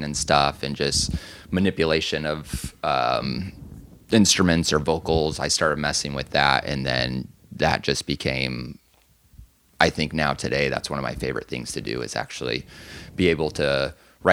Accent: Anaheim, California, United States; moved away; also born or lived in Phoenix, Arizona; I was from Anaheim

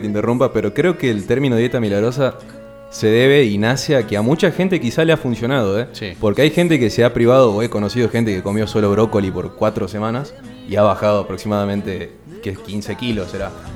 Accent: Jujuy, Argentina; now in Salta, Argentina; yo llegué acá, soy de Jujuy, ahora bueno, estoy viviendo en Salto solo.

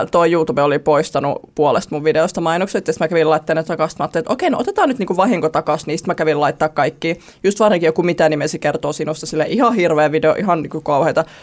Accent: Joroinen, North Savo, Finland; now in Helsinki, Finland; Viiden tuhannen ihmisen kylästä olen kotoisin. Joroinen. Joo. Small town girl.

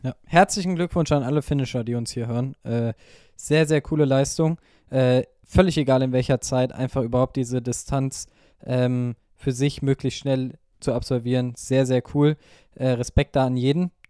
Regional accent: Wiesbaden, Hesse, Germany; meine Heimatstadt, ich will nicht gegen Wiesbaden äh, schießen

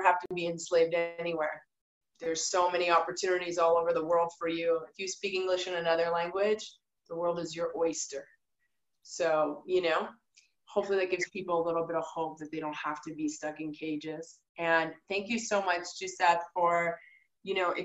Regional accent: Canada; moved away; I as a Canadian

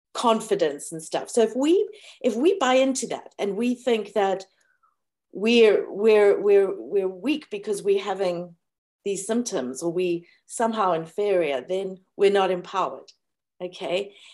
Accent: South Africa; when people attacked me for being South African

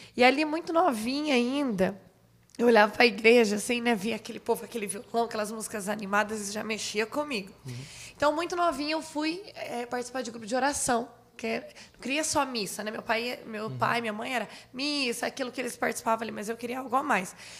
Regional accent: Jandaia do Sul, Paraná, Brazil; moved away as an adult; Eu sou natural de lá

